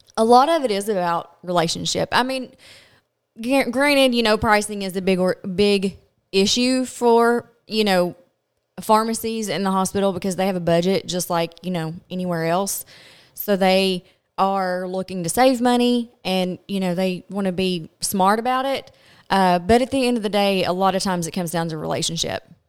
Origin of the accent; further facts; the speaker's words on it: Glasgow, Kentucky, United States; I am from Glasgow, Kentucky